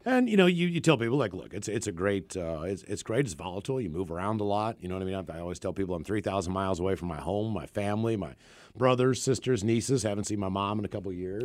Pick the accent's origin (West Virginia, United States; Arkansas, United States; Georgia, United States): West Virginia, United States; Morgantown; moved away as an adult; also born or lived in Frederick, Maryland / Hagerstown, Maryland; I grew up in Morgantown.